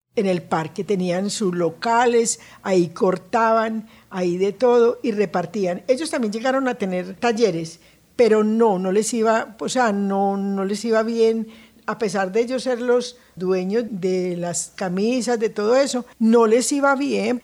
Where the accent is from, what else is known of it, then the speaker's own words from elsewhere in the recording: Bello, Antioquia, Colombia; moved away as an adult; now in Envigado, Colombia; Nací en Bello. Toda la vida vivimos entre Santa Catalina y eh, por toda la 47 y el terminal de la 47.